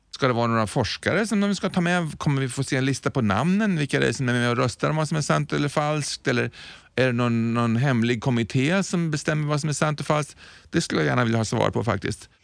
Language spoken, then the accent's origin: Swedish; Sweden; Jag är ju en svensk.